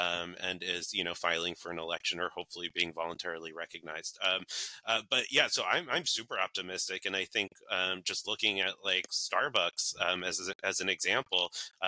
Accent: New York, United States; I was born and raised in New York, so that was very hard for me.

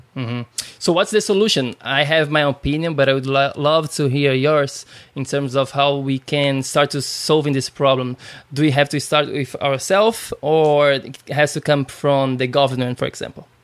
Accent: Brazil; now in United States; I'm from Brazil

